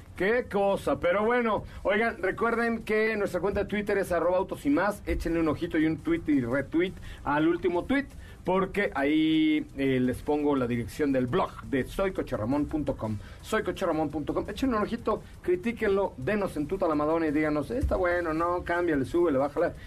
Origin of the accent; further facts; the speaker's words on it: Mexico; como piloto, como mexicano y como conocido de Checo